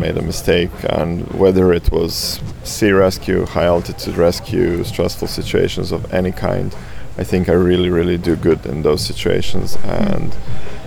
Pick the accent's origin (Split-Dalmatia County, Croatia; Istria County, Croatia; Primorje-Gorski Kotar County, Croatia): Primorje-Gorski Kotar County, Croatia; Rijeka; Croatia is my home. Rijeka in North Adriatic is where I grew up and where I constantly return